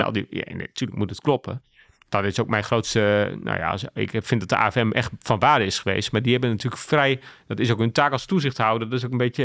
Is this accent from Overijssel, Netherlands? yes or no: no; Groningen, Netherlands; also born or lived in Ten Boer; Ik ben geboren en getogen in Groningen. Mijn ouders wonen nog steeds in Ten Boer.